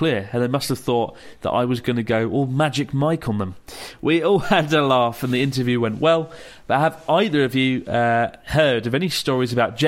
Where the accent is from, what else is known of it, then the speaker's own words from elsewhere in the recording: United Kingdom; The Brit in me